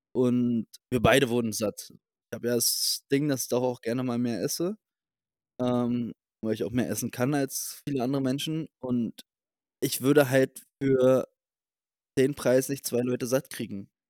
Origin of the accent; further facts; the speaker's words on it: Berlin, Germany; also born or lived in England; ich bin nicht Deutscher, ich bin Berliner.